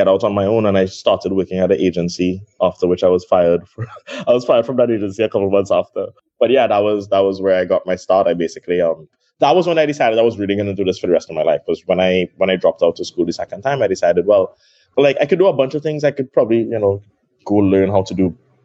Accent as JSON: {"language": "English", "country": "Trinidad & Tobago", "tie": "born or raised there", "also_born_or_lived": "Brooklyn, New York", "said": "I was born in Trinidad. I grew up with my dad alone"}